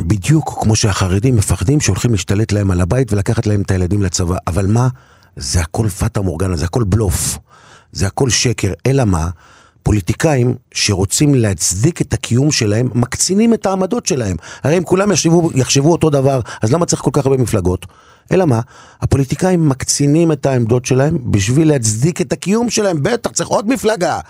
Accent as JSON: {"language": "Hebrew", "town": "Kiryat Shmona", "region": "Northern District", "country": "Israel", "tie": "born or raised there", "moved": "yes", "said": "אני בתור ילד, בבית הכנסת בקריית שמונה, אבא שלי היה גבאי של בית כנסת גדולה מאוד ומרשימה מאוד בקריית שמונה"}